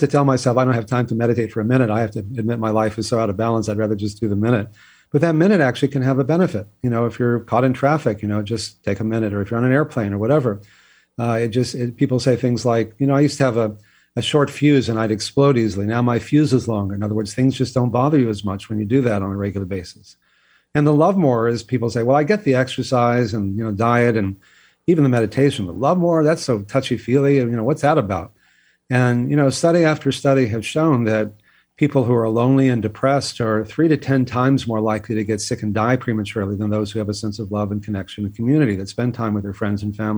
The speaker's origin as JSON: {"language": "English", "region": "Texas", "country": "United States", "tie": "born or raised there", "said": "I grew up in Texas"}